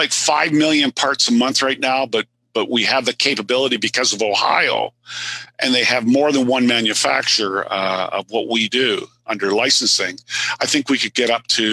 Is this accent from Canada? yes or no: yes; Canada; I'm Canadian.